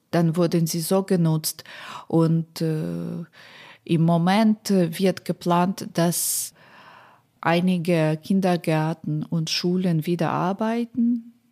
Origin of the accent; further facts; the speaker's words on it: Poltava, Poltava Oblast, Ukraine; Es gibt Städte wie Poltava, meine Heimatstadt, glaube ich, Dnipro, immer noch Saporizia.